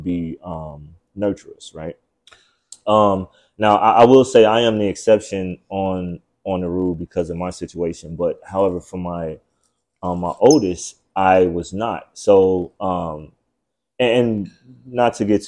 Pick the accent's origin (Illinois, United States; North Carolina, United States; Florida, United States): Illinois, United States; Chicago; I'm from Chicago, right? And it's like the fatherless city